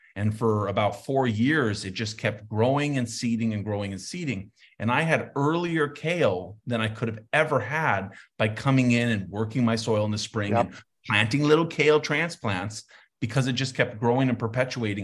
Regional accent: Santa Fe, New Mexico, United States; I grew up in Santa Fe, we're not as cozy warm as you guys

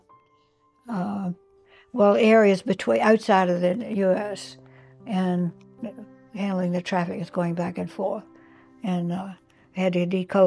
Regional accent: Virginia, United States; moved away as an adult; also born or lived in Washington, D.C. / Japan / New Jersey / Alabama; now in New Hampshire, United States; I was from Virginia.

